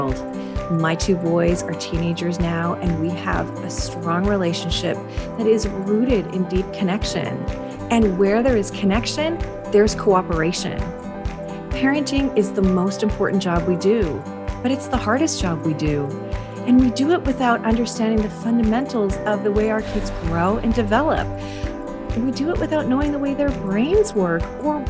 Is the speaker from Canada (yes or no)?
yes; Canada; I am Canadian